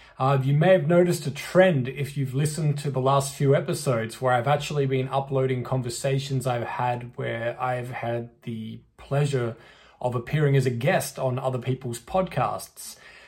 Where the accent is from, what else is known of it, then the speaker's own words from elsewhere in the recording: Australia; as soon as I was old enough to DJ where I grew up in Australia, I knew I wanted to DJ